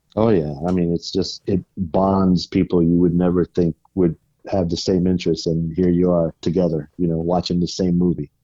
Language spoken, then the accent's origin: English; Vallejo, California, United States; also born or lived in San Francisco, California; I was born in San Francisco in, in nineteen seventy-two. In nineteen eighty, we moved to Vallejo, California, which is home to Mare Island Naval Base